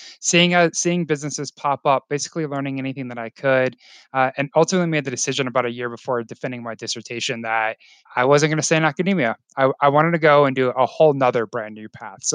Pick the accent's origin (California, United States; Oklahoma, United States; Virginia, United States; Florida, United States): Florida, United States; now in Colorado, United States; Growing up in Florida